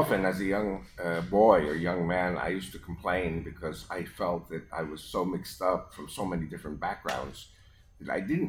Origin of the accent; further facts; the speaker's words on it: New York, United States; first language Spanish; English is a second language; moved away; also born or lived in Israel; they were Spanish-speaking Argentinian Jews. And they moved to New York, and I was born a few months later. So I'm American-born, but okay. I spoke Spanish first in my home.